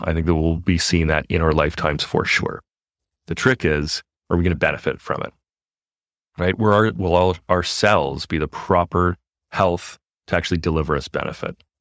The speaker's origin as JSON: {"language": "English", "country": "Canada", "moved": "yes", "said": "we are from Canada originally"}